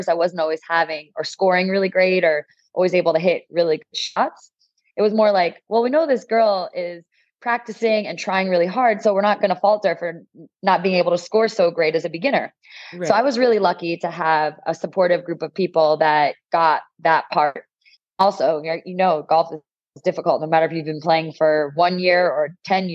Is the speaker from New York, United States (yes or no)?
no; New Jersey, United States; moved away as an adult; now in San Diego, United States; I'm originally from the East Coast. I grew up in New Jersey, went to college there, and then lived in North Jersey